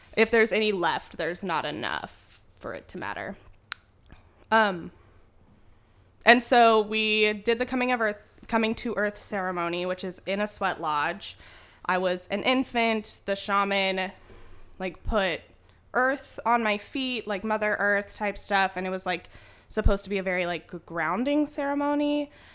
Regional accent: Spokane, Washington, United States; I was born and raised in Spokane, Washington

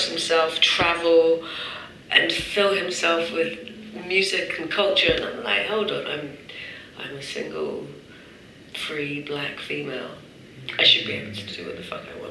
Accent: London, United Kingdom; now in Paris, France; I was born in London and I come here

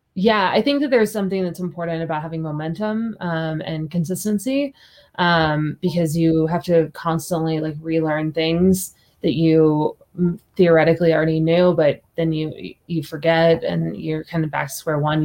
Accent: Kansas City suburbs, United States; moved away; also born or lived in Hong Kong / Seoul / Paris / London; Kansas City was my hometown

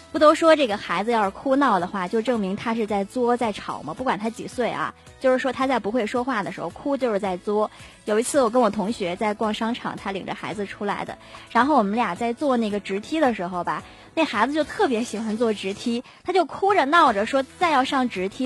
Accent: Northeast China, China; 咱们东北人

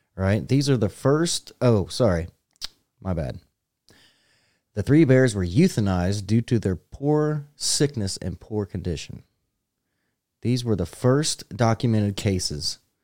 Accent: United States; I'm American

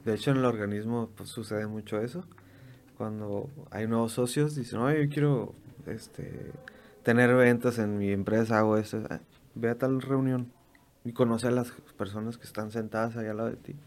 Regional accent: Mexico; nosotros mexicanos

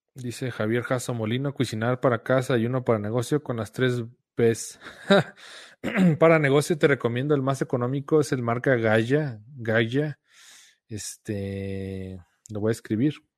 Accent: Guadalajara, Jalisco, Mexico; Mi esposa y yo somos de Guadalajara.

